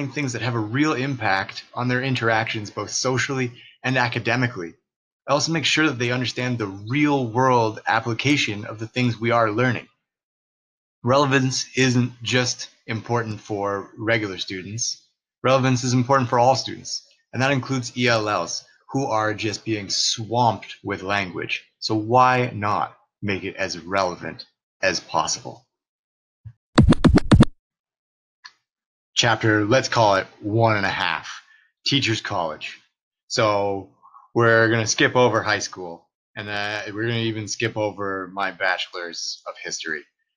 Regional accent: Belleville, Ontario, Canada; first language English; I'm a teacher and residential house director from Belleville, Ontario

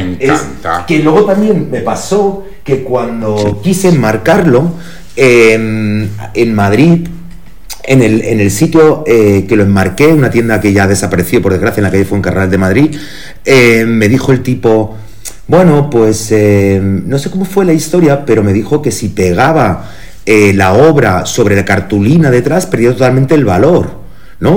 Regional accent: Germany; now in Spain; yo nací en Alemania

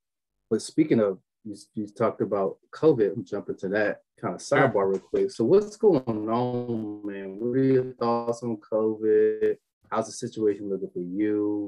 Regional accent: Virginia, United States; I was born in Virginia. I live close to Virginia.

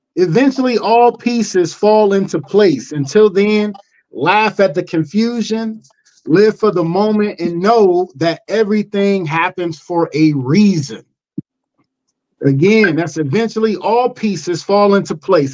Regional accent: Cleveland, Ohio, United States; moved away; I'm originally from Cleveland

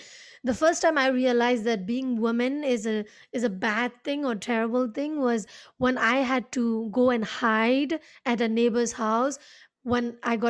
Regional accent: Myanmar; And because I grew up outside Nepal, right? Even though we both are Nepali, you grew up in Nepal and I grew up in Myanmar.

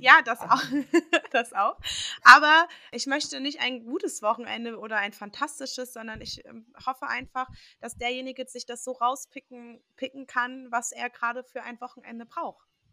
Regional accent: Dortmund, North Rhine-Westphalia, Germany; also born or lived in Würzburg; ich bin ab der vierten Klasse auch hier gewesen und jede Ferien waren wir hier

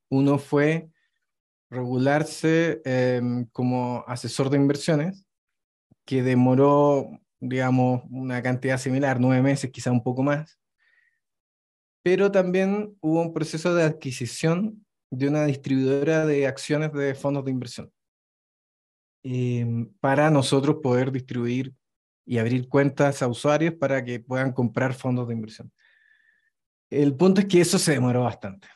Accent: Chile; moved away as an adult; now in Mexico City, Mexico; estoy viviendo actualmente en Ciudad de México, pero vengo de Chile

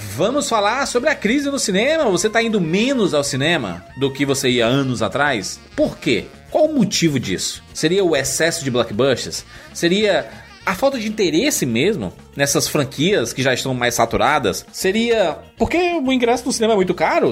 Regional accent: Salvador, Bahia, Brazil; now in Alagoinhas, Brazil; sou de Salvador e estou morando em Alagoinhas, Bahia

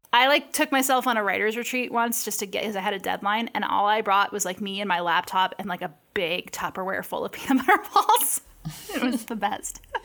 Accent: Washington, United States; I grew up in Washington State

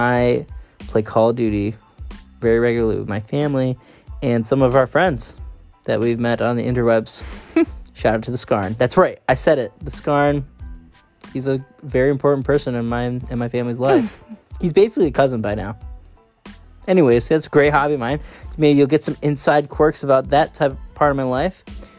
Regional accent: Syracuse, New York, United States; now in West Coast, United States; so I'm originally from Syracuse, New York, for anyone who doesn't know. And I'm now living out on the West Coast

